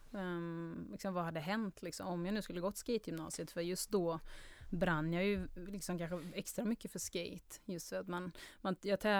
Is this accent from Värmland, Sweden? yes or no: yes; Karlstad, Värmland, Sweden; also born or lived in Germany; Karlstad Så värmlänning ehm, Jag har väl kanske inte jättetydlig Karlstad-dialekt Utan folk brukar tro att jag kommer från typ Trollhättan eller Borås, att det är någonstans mittemellan. Um, men där är i alla fall uppväxt. Och i Tyskland har jag bott också